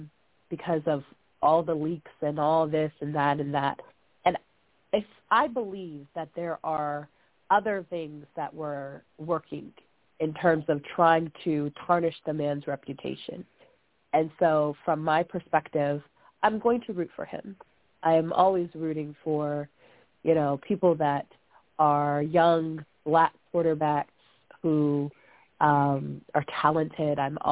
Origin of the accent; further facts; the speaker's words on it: Pittsburgh, Pennsylvania, United States; from Pittsburgh, Pennsylvania, and Cleveland, they are our arch rivals when it comes to football specifically.